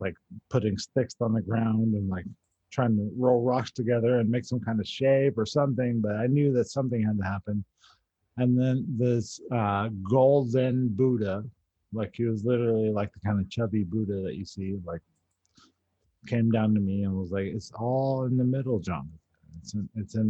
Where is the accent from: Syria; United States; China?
United States; San Antonio, Texas; I was like from San Antonio